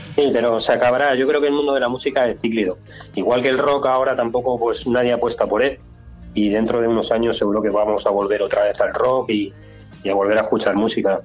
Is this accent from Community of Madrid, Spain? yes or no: yes; Madrid, Community of Madrid, Spain; also born or lived in Extremadura; yo soy de Carabanchel